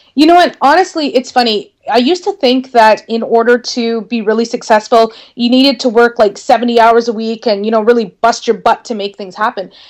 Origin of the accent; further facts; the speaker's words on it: Northern Ontario, Canada; I was probably going to need to move away from my hometown in order to work for a marketing firm because there weren't any marketing firms where I lived